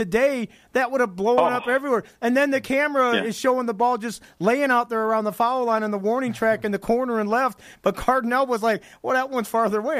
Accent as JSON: {"language": "English", "town": "Chicago", "region": "Illinois", "country": "United States", "said": "I'm from the Chicagoland area and I used to watch all the games"}